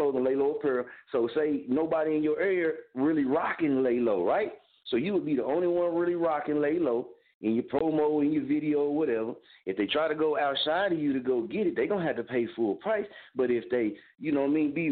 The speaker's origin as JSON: {"language": "English", "town": "Muskogee", "region": "Oklahoma", "country": "United States", "moved": "yes", "lives_now": "Wichita, United States", "said": "I'm from Muskogee, Oklahoma. I reside in Wichita, Kansas"}